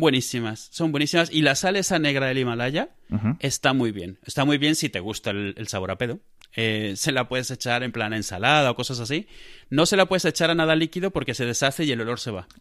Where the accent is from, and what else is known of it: Spain